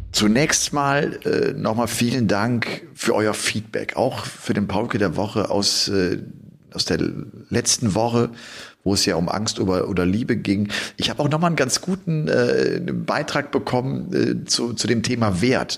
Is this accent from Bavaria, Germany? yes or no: no; Cologne area, North Rhine-Westphalia, Germany; moved away; ich komme ja da aus der Gegend